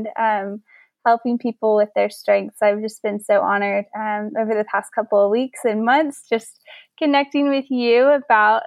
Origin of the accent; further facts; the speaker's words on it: Fort Worth, Texas, United States; moved away as an adult; also born or lived in New York City; I grew up in Fort Worth, and now I'm back here